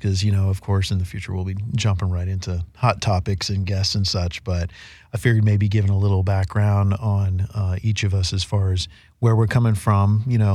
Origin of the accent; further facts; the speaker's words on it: Bay Area, California, United States; now in Southern California, United States; the young ladies I grew up with in the Bay Area